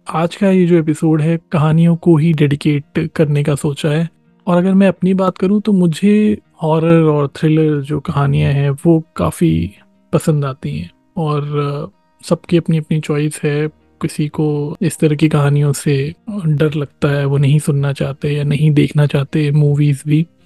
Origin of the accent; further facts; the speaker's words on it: Bihar, India; जो मेरा गांव है यहीं बिहार में